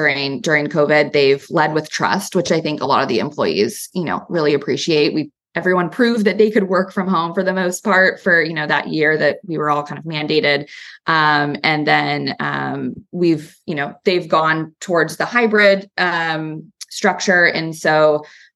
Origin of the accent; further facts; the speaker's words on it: California, United States; also born or lived in New York / San Francisco; as a Californian to walk into the Empire State Building every day for work.